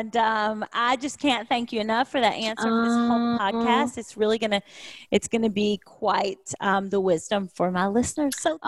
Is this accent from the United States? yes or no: yes; Kentucky, United States; now in Nashville, United States; I'm recording from Nashville today because that's where I live now. But I'm from Kentucky.